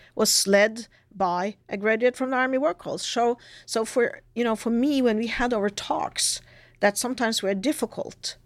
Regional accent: Norway; coming from Norway

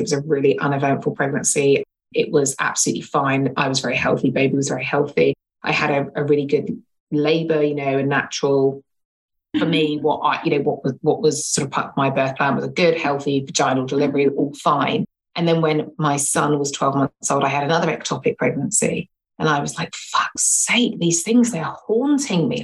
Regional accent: England, United Kingdom; now in London, United Kingdom; I live in London, born and bred in London. Well, actually, born in England and have been in London for like donkey's years

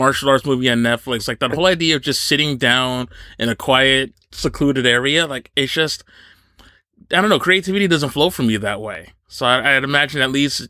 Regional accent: Northeast New Jersey, United States; I grew up in Northeast New Jersey

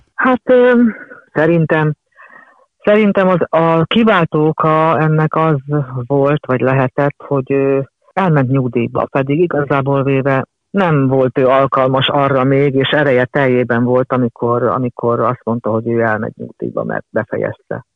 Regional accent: Budapest, Hungary; az a lakás volt az én szüleimnek az első lakása

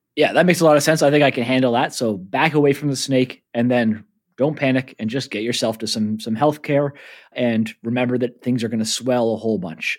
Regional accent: Canada; moved away as an adult; now in New Zealand; I'm a Canadian living in New Zealand.

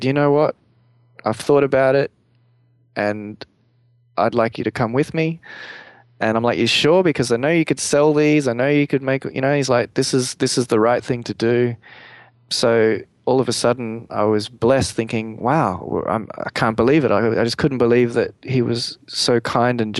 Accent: Australia; me being the Australian guy who was over there in LA, and from Australia

